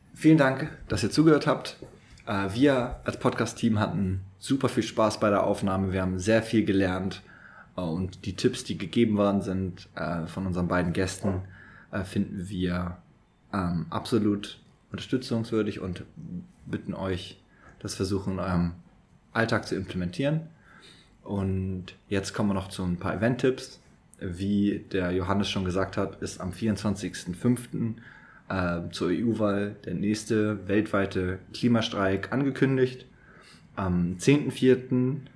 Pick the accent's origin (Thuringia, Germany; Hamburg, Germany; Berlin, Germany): Hamburg, Germany; moved away; ich komme aus dem Norden Deutschland, aus Hamburg